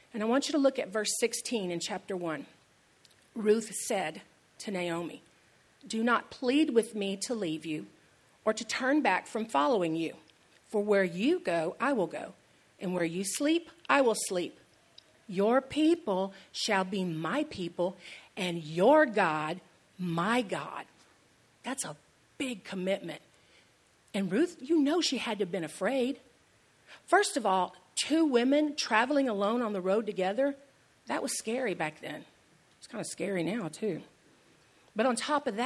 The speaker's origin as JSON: {"language": "English", "town": "Houston", "region": "Texas", "country": "United States", "tie": "born or raised there", "moved": "as an adult", "lives_now": "San Antonio, United States", "said": "It was scary leaving behind my hometown and coming to this town that's nothing like Houston."}